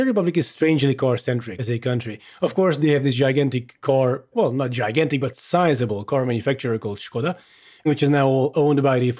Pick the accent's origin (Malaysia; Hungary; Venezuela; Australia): Hungary; I am Hungarian, if anyone's wondering. I grew up in Hungary.